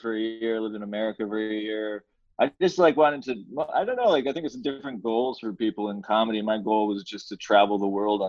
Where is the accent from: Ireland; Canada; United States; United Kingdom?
Canada; Markham, Ontario; born or raised there; also born or lived in Hamilton, Ontario